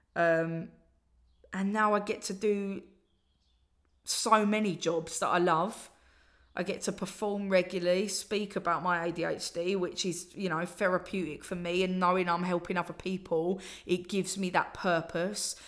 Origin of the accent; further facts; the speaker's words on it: Essex, East of England, United Kingdom; I'm from Essex, and, uh, that's how I talk.